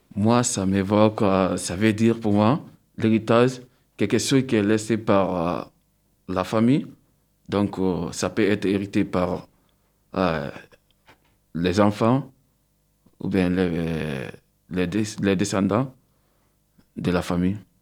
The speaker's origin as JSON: {"language": "French", "country": "Guinea", "tie": "born or raised there", "first_language": "Susu", "second_language": "French", "moved": "yes", "lives_now": "France", "said": "je suis né de la Guinée-Conakry"}